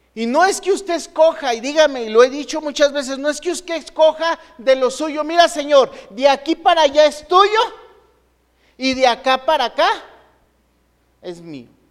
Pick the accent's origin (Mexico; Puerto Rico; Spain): Mexico; Los mexicanos sabemos perfectamente